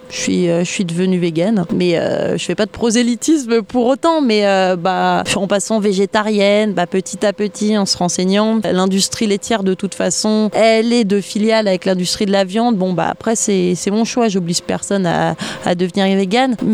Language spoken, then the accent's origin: French; France; du coup, bah comme je suis française, je me suis dit bah, je vais déjà protéger les animaux qu'il y a dans mon pays.